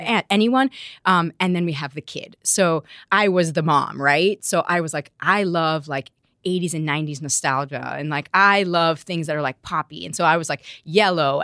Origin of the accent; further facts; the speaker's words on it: Miami, Florida, United States; also born or lived in Madrid, Spain; we grew up in Miami